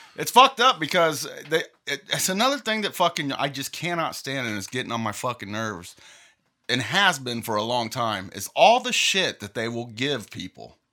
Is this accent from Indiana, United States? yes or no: yes; Indiana, United States; we're from Indiana